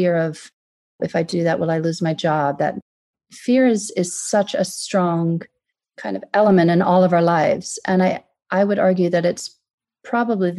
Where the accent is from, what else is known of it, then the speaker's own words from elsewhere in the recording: Deep South, United States; moved away as an adult; also born or lived in Gulf of Mexico coast / San Francisco; now in London, United Kingdom; I'm American, as you can probably tell from my voice. And I grew up in the Deep South.